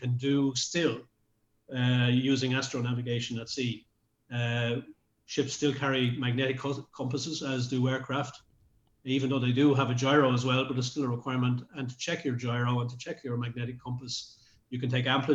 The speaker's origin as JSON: {"language": "English", "town": "Dublin", "region": "Leinster", "country": "Ireland", "said": "I was from Dublin City, very close to the water"}